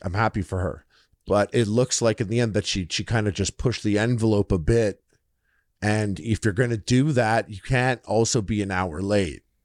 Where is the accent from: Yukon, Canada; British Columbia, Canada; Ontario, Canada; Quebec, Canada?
Quebec, Canada; Montreal; I'm from Montreal.